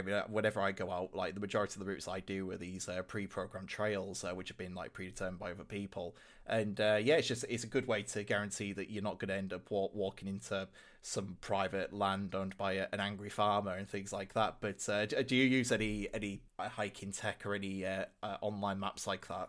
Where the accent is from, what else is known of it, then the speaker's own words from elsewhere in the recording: Hull, Yorkshire and the Humber, United Kingdom; my hometown, uh, Hull in the city centre.